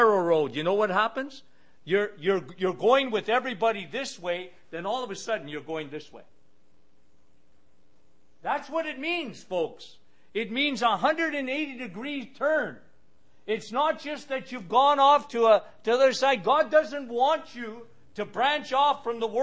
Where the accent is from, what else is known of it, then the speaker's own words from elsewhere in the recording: Sudbury, Ontario, Canada; I work at a radio station in Sudbury, my hometown, and we have a syndicated radio show that goes across in Ontario where I am